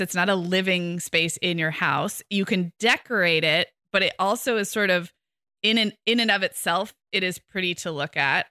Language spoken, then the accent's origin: English; Santa Barbara, California, United States; moved away as an adult; I moved back to my hometown of Santa Barbara two years ago.